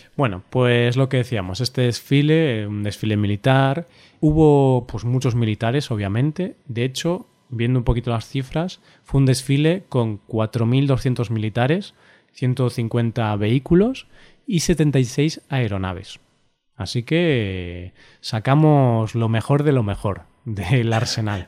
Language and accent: Spanish; Galicia, Spain; also born or lived in Vigo; tengo un patriotismo gallego de mi región